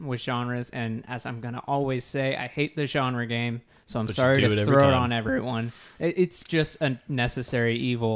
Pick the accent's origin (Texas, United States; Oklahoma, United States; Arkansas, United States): Texas, United States; Plano; I grew up in Plano, Texas